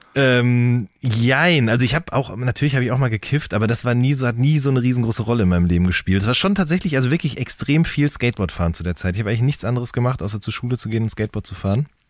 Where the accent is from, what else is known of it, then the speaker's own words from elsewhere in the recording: Hagen, North Rhine-Westphalia, Germany; ich komme ja aus Hagen